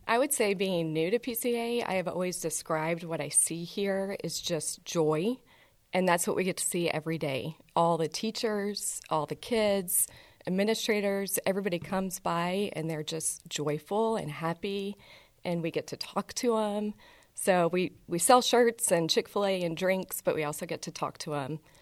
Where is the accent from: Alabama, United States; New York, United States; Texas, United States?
Texas, United States; Houston; also born or lived in Chicago / Lubbock / Dallas; I was born in Chicago, grew up in Houston